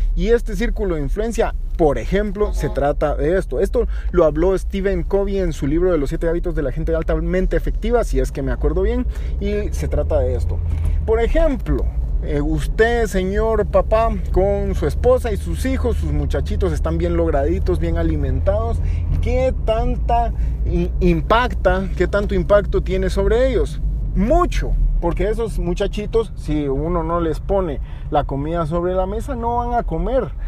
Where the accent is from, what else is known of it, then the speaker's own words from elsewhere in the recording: Guatemala; Guatemala somos todos los guatemaltecos